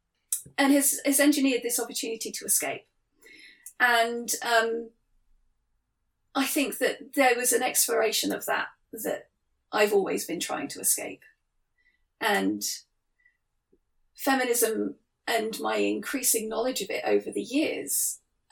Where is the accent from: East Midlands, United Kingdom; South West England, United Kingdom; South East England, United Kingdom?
South West England, United Kingdom; Cornwall; I grew up in Cornwall